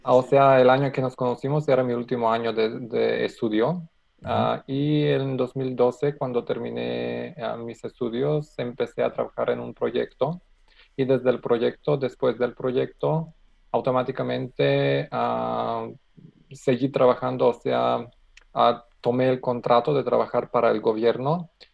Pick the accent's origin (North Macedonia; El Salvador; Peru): North Macedonia; Spanish is a second language; soy de Macedonia, estoy trabajando en Macedonia